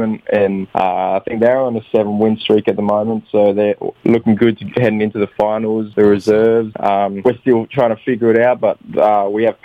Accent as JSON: {"language": "English", "town": "Alice Springs", "region": "Northern Territory", "country": "Australia", "tie": "born or raised there", "also_born_or_lived": "Darwin / Adelaide", "moved": "yes", "said": "Alice Springs was pretty small. It wasn't the best place to grow up"}